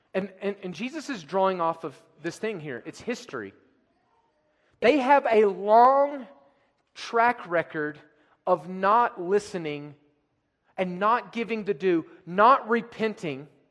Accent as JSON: {"language": "English", "country": "United States", "also_born_or_lived": "France", "said": "me as an American"}